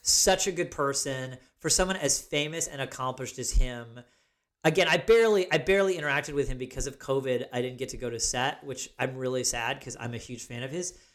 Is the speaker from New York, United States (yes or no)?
yes; Ithaca, New York, United States; born or raised there